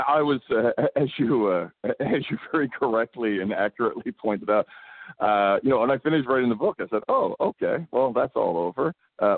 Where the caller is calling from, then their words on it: Abbotsford, British Columbia, Canada; I'm calling you from Abbotsford, British Columbia.